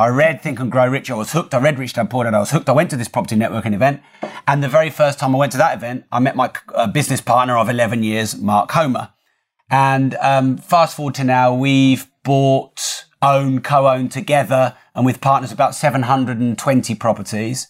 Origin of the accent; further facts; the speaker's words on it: Newmarket, East of England, United Kingdom; now in Peterborough, United Kingdom; I wasn't born there. I was born in Newmarket, and I've always been around that sort of East Anglia area